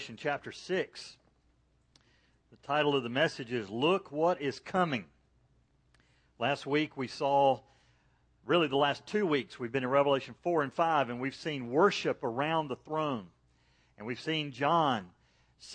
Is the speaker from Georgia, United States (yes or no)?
yes; Macon, Georgia, United States; I grew up in Macon, Georgia.